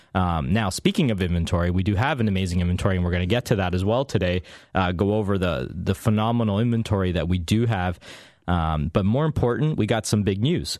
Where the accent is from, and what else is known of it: Canada